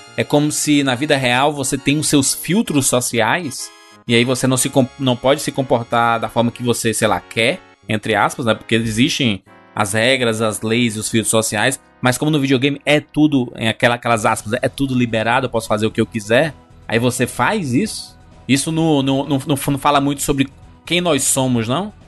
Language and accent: Portuguese; Brazil; como brasileiro